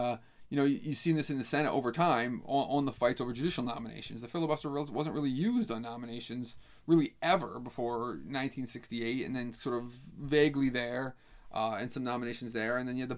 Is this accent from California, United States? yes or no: no; Albany, New York, United States; I grew up observing politics in Albany, New York, which was a huge city machine